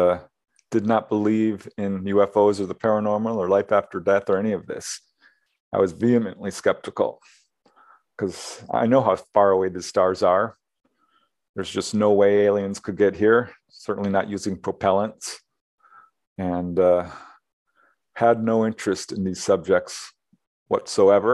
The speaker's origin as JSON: {"language": "English", "town": "Topanga", "region": "California", "country": "United States", "tie": "born or raised there", "also_born_or_lived": "Chicago, Illinois"}